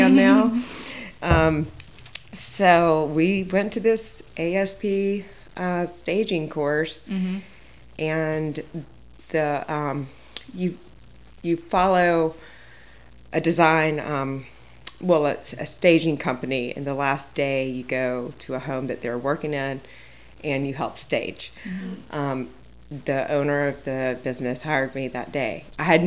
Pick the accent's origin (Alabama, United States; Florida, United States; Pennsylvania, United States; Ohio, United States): Alabama, United States; Montgomery; also born or lived in Charles Town, West Virginia; now in Winchester, United States; I'm from Montgomery, Alabama originally, and I lived in Charlestown, West Virginia for a while